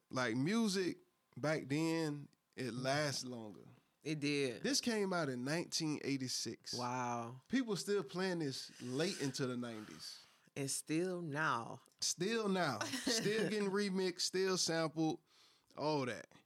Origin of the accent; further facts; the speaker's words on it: Ohio, United States; I'm from Ohio.